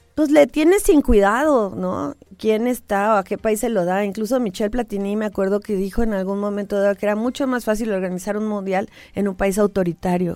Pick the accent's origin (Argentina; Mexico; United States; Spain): Mexico